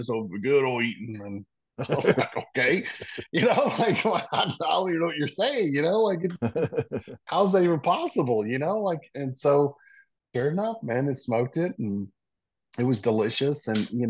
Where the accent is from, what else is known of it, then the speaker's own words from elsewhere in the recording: Mississippi, United States; born there; remember I said I was born in Mississippi, and so my dad's side of the family still lives in Meridian